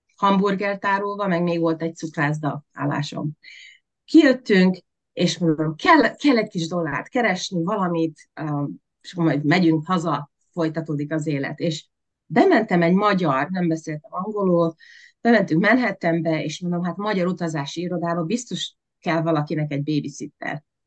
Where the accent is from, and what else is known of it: Veszprém, Veszprém County, Hungary; born or raised there; moved away as an adult; also born or lived in Budapest; now in United States